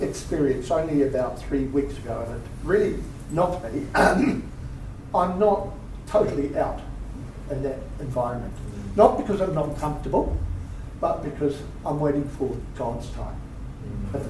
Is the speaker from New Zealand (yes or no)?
yes; Wellington, New Zealand; I'm from Wellington.